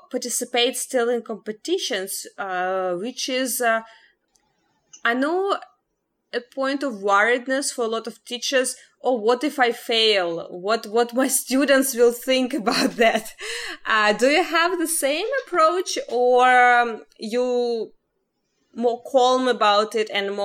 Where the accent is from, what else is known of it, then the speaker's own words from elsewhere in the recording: Ukraine; moved away; I'm originally from Ukraine, and I spent a lot of ballet dance years in Ukraine